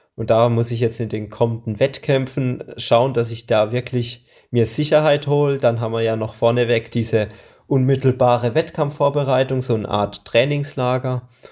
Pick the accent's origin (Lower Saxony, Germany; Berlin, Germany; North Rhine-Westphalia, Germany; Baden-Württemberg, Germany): Baden-Württemberg, Germany; Hinterzarten; ich komme aus Hinterzarten Breitnau